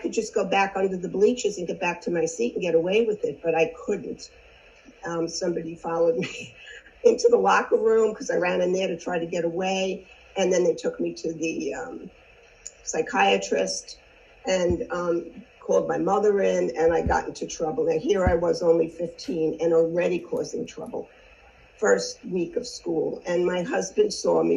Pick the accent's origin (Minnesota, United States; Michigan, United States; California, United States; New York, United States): New York, United States; Long Island; I grew up on Long Island